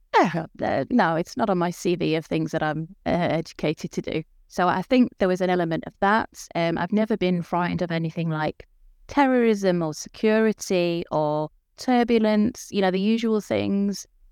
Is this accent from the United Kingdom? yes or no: yes; United Kingdom; moved away as an adult; now in Denmark; living here in Denmark, but I am British.